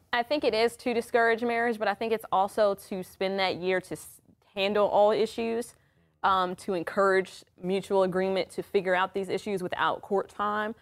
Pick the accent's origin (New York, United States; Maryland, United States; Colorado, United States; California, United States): Maryland, United States; DC metro area; moved away; I am originally from the Maryland, D C metro area.